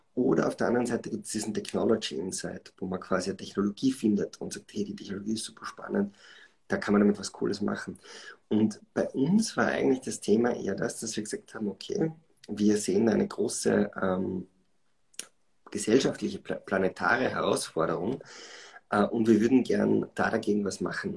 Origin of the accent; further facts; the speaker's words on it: Schladming, Styria, Austria; moved away as an adult; also born or lived in Vienna; Bin also in Schladming aufgewachsen, bin dann äh, zum Studium nach äh, Wien gekommen